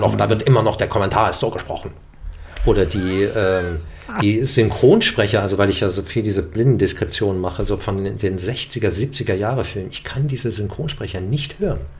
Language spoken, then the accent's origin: German; Germany; first language German; ich bin Deutscher, ich bin mit dieser Sprache aufgewachsen und das ist meine Heimatsprache